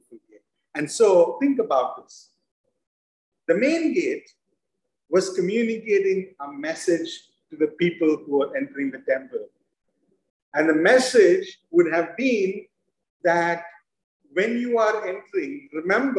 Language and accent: English; Mumbai, Maharashtra, India; moved away; I grew up in Mumbai